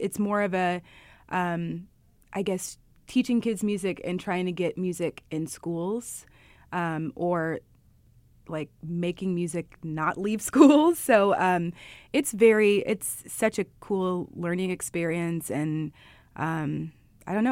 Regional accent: Indianapolis, Indiana, United States; now in Chicago, United States; From Chicago, but my hometown's Indianapolis, so I love this place. I'm a Hoosier at heart forever.

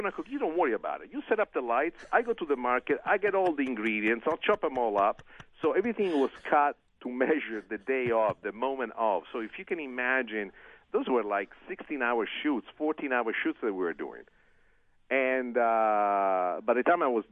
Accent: Italy; first language Italian; English is a second language; moved away; my original language, Italian

